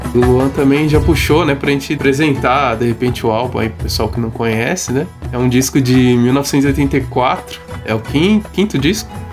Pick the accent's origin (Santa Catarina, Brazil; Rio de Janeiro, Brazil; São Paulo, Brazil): São Paulo, Brazil; Osasco; nós somos da cidade de Osasco, né, de São Paulo